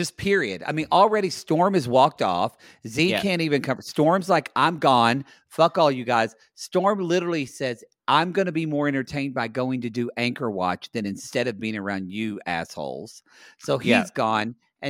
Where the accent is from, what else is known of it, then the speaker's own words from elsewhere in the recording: Oklahoma, United States; I'm from Oklahoma.